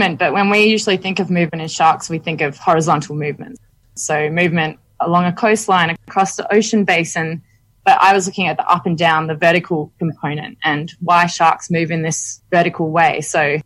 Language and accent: English; Western Australia, Australia; moved away as an adult; now in Monterey, United States; growing up in Western Australia, snorkeling as a kid